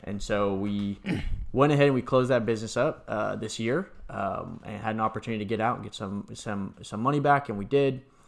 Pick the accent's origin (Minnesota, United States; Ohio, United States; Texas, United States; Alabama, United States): Texas, United States; San Antonio; also born or lived in Atlanta; I grew up in San Antonio